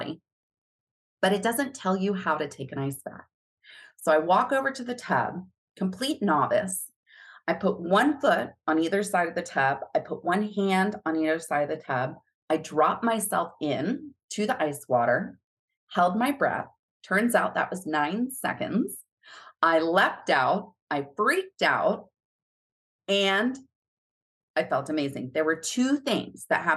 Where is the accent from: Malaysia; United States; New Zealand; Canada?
United States; Florida; moved away; also born or lived in Hawaii; I'm a Florida girl. I grew up in Florida